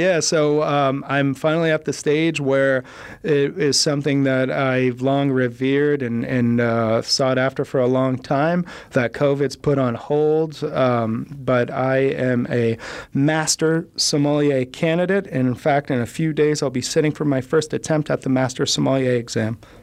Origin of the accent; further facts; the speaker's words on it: United States; I'm American